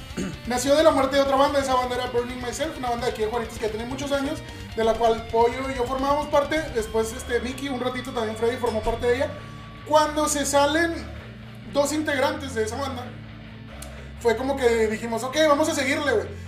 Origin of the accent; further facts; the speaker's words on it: Cancún, Quintana Roo, Mexico; moved away; also born or lived in Veracruz; Nací en, Veracruz y me crié en Cancún